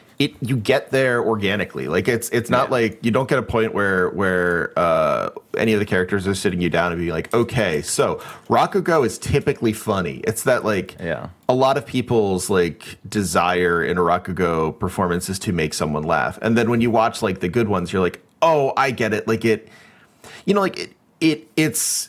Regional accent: United States; As an American

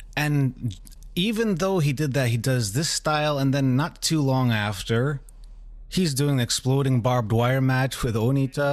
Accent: United States; as an American

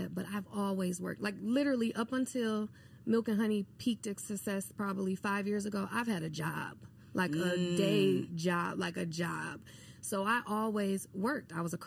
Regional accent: Milwaukee, Wisconsin, United States; I'm born and raised in Milwaukee, Wisconsin.

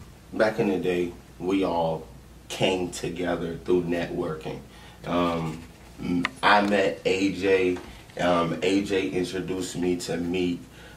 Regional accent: Savannah, Georgia, United States; also born or lived in Sandusky, Ohio; I grew up here from 1 year old.

